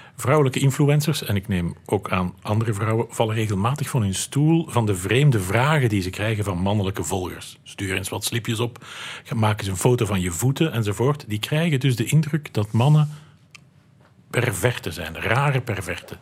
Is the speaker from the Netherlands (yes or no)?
no; Flanders, Belgium; Bij ons in Vlaanderen